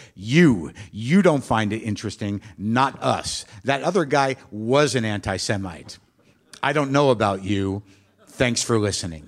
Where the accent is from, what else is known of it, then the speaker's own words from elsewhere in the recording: New Mexico, United States; I grew up in New Mexico